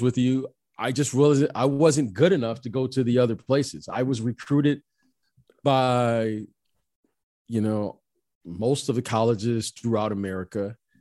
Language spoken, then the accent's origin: English; Detroit, Michigan, United States; moved away; also born or lived in Iowa; I grew up in Detroit, Michigan